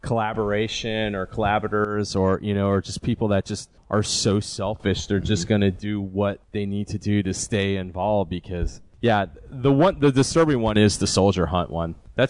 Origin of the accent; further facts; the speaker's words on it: South Florida, United States; also born or lived in Montreal; I grew up in South Florida.